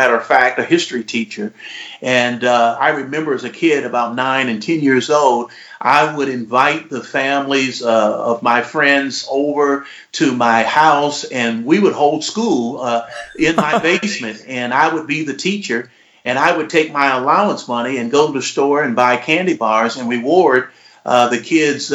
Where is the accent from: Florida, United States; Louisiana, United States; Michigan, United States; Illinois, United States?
Michigan, United States; Detroit; also born or lived in Kalamazoo, Michigan; I'm born and raised in Detroit